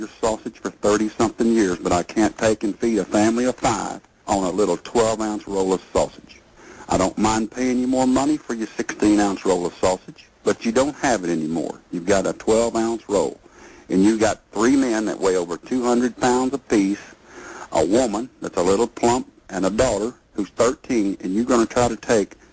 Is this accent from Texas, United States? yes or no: yes; Texas, United States; I'm not from the North. I'm a Texas man.